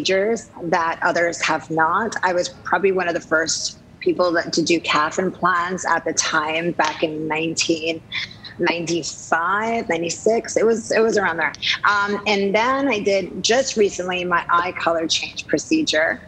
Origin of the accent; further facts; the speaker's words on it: Jersey Shore, New Jersey, United States; now in Los Angeles, United States; I grew up in New Jersey by the Jersey Shore